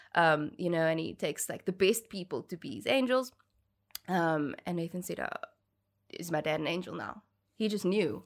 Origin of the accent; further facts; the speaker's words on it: Cape Town, Western Cape, South Africa; born and bred in Cape Town.